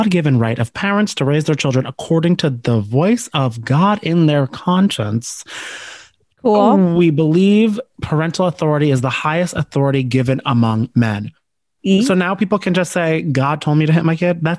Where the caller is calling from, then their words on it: New Jersey, United States; let me tell you, I'm recording from Jersey.